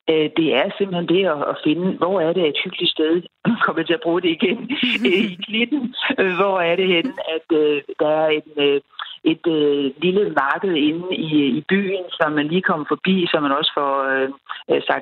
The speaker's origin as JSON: {"language": "Danish", "country": "Denmark"}